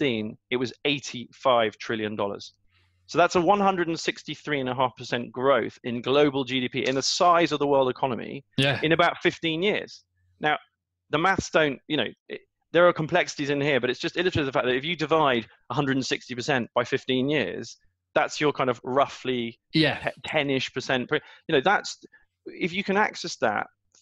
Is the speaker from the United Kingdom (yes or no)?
yes; United Kingdom; being British